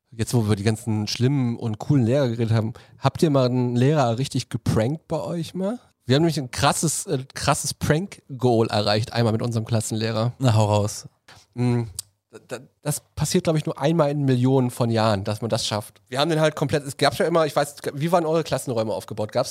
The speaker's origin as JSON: {"language": "German", "town": "Reinickendorf", "region": "Berlin", "country": "Germany", "said": "Bin aus Reinickendorf"}